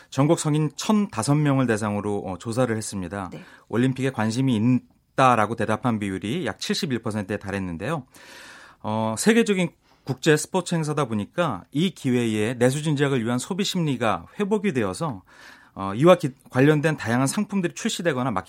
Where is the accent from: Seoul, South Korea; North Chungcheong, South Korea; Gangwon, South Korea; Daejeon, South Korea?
Gangwon, South Korea; Pyeongchang; 꼭잘 되었으면 작게는 저희 고향서부터 더